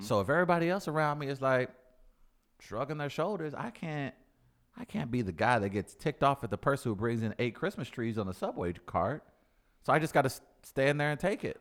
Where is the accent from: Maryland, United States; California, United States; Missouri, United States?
Missouri, United States; St. Louis; listen to my accent. I'm from the Lou.